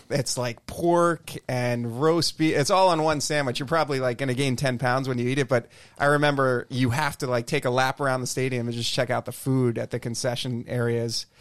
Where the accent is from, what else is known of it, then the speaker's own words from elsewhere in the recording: Wilmington, Delaware, United States; I grew up in Wilmington, Delaware, so I was a Phillies fan.